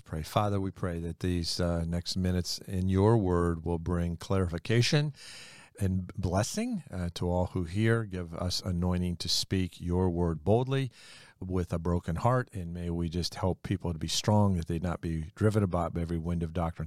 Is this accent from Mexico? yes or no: yes; Mexico; I'm from Mexico